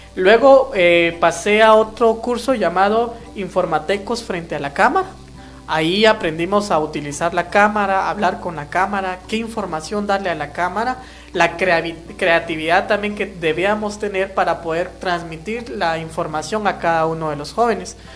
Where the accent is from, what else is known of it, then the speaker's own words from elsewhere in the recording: Guatemala; first language Kaqchikel; Spanish is a second language; pues como pertenezco a la comunidad eh, Cachiquel